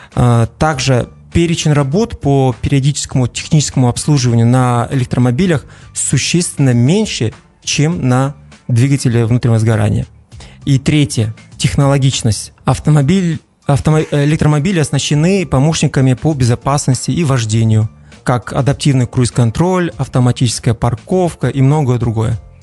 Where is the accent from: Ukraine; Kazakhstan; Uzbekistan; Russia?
Kazakhstan; Shymkent, Turkistan Region; also born or lived in Almaty; я родом из Казахстана, из города Шымкент